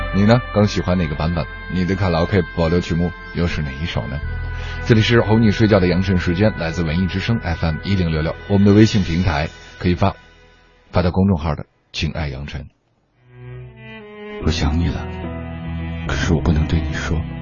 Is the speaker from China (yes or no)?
yes; northern China, China; 因为我是一个北方人，没有在南方过过